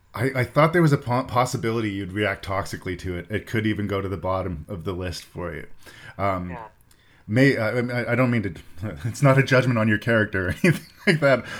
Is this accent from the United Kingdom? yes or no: no; Canada; I'm Canadian and that's where my show is from